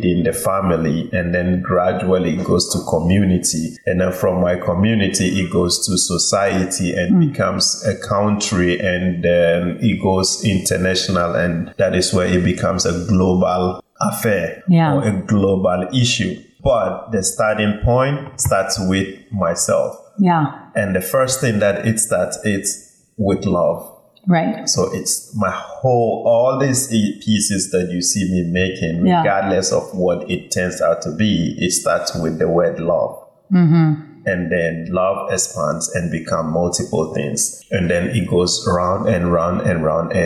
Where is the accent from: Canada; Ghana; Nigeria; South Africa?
Ghana; Kintampo, Bono East; now in Bronx, United States; I was born in Ghana, in Kintampo, which is known for its waterfall